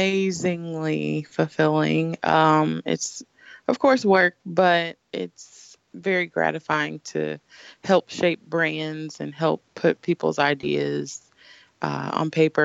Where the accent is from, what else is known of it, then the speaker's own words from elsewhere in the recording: Kansas City, Missouri, United States; Well, I'm from the best city in Missouri, Kansas City, Missouri.